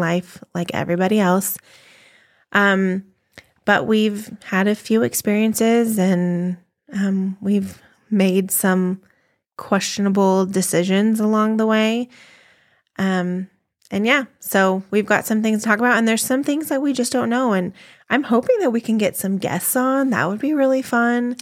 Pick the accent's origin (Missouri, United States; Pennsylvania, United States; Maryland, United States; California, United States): California, United States; moved away as an adult; now in Colorado, United States; we're from California